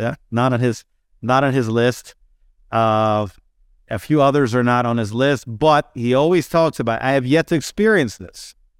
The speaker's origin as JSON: {"language": "English", "region": "New Jersey", "country": "United States", "tie": "born or raised there", "moved": "yes", "said": "when I was growing up in Jersey"}